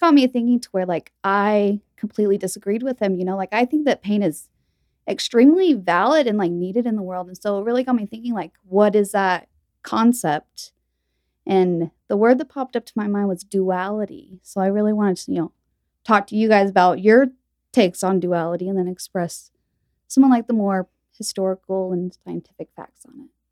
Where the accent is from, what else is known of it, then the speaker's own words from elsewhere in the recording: Utah, United States; also born or lived in Texas; I was born in Utah, and my parents were, you know, raised here